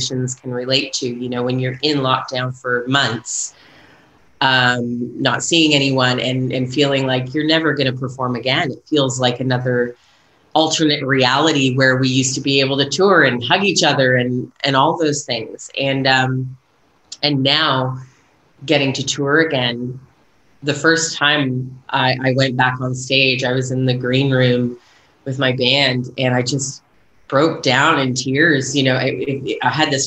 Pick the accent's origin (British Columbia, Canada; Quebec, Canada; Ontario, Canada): Ontario, Canada; Toronto; moved away as an adult; also born or lived in Nashville; now in Auckland, New Zealand; I grew up in Toronto area.